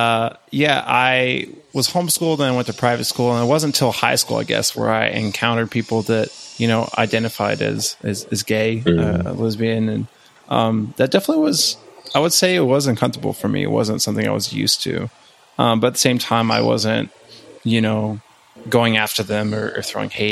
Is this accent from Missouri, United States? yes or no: no; West Texas, United States; I grew up in West Texas